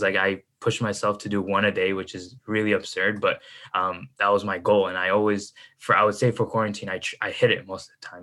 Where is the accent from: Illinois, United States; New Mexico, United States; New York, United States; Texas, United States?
Illinois, United States; Chicago; I'm from uh, the Midwest, Chicago. That's where I stay